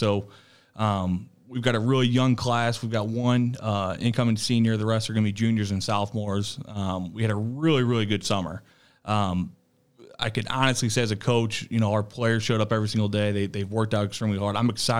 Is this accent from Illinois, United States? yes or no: yes; Waterloo, Illinois, United States; Waterloo, Illinois.